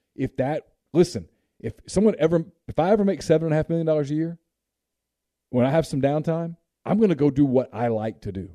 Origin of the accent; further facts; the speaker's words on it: Alabama, United States; I was born in Alabama